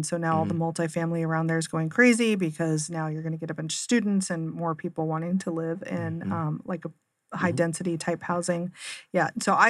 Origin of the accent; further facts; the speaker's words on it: Seattle, Washington, United States; now in Arizona, United States; So growing up in Seattle, a lot of our community colleges had all kinds of aerospace programs because we feed into Boeing